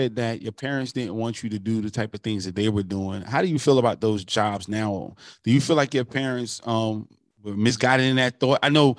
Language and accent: English; North New Jersey, United States; I know growing up in New Jersey, where I grew up at, it was plants all over the place. You know, it was very industrialized, and now it's deindustrialized.